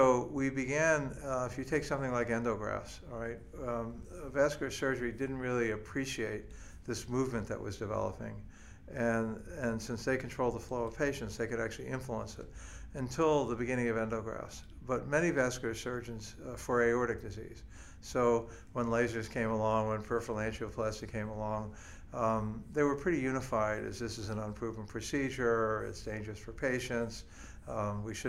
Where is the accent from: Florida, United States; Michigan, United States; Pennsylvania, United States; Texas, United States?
Florida, United States; Miami; moved away as an adult; now in New York, United States; I was born in Miami.